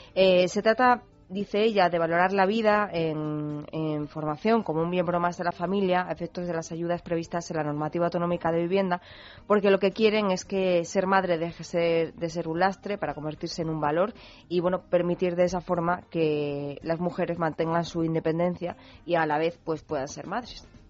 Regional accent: Spain; los españoles somos los europeos

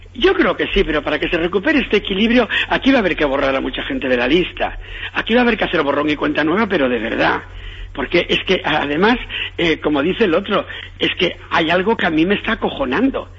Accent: Galicia, Spain; yo soy gallego

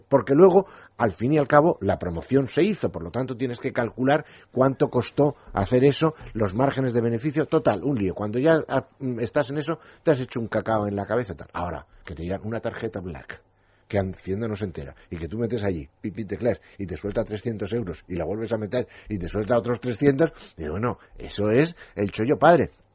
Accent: Spain

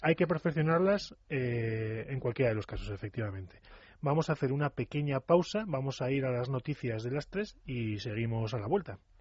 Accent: Navarre, Spain; yo también soy navarro

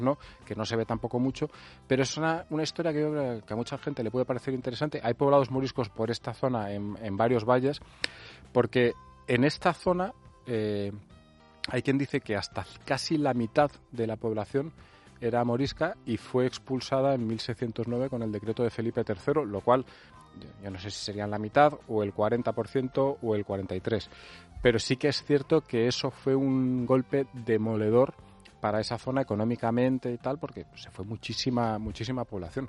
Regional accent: north of Alicante province, Valencian Community, Spain; bastante cerca de, de, mi pueblo, está a unos kilómetros, no sé, habrá media hora de coche

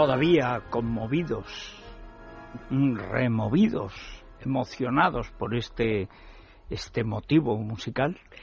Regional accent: Orihuela del Tremedal, Aragon, Spain; la Virgen del Tremedal, patrona de mi pueblo

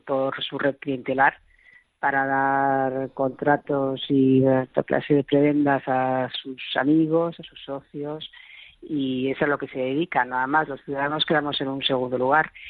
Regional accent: Madrid, Community of Madrid, Spain; como ciudadanas, como madrileñas, como vecinas de esta gran ciudad

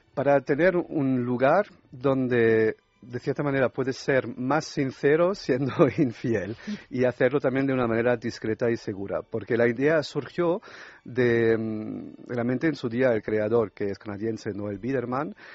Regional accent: France; Spanish is a second language; moved away; yo soy francés también

